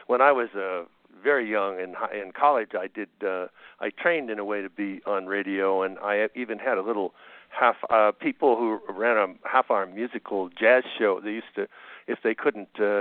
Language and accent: English; Kitchener, Ontario, Canada; moved away as an adult; now in United States; I was raised in a town near Toronto called Kitchener-Waterloo